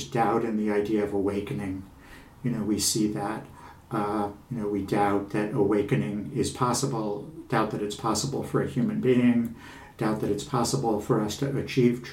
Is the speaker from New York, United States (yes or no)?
yes; Long Island, New York, United States; I'm a guy from Long Island